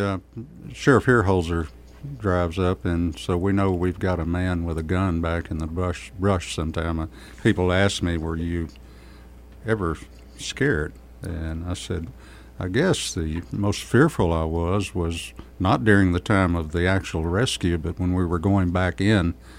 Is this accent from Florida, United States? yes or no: no; Kerrville, Texas, United States; I was born and raised in Kerrville